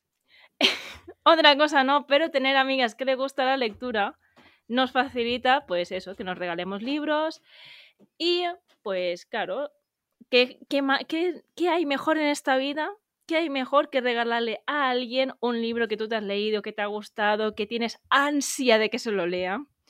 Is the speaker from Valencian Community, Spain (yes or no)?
yes; Valencia, Valencian Community, Spain; moved away as an adult; now in Madrid, Spain; yo estoy viviendo en Madrid, aunque yo soy de Valencia.